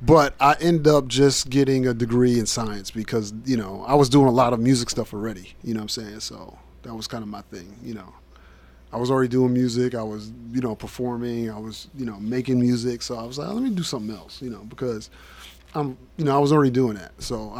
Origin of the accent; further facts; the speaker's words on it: Union, New Jersey, United States; moved away as an adult; now in Murfreesboro, United States; I come from New Jersey. Born and raised in New Jersey. Parsippany? No. Union, New Jersey, right outside of Newark.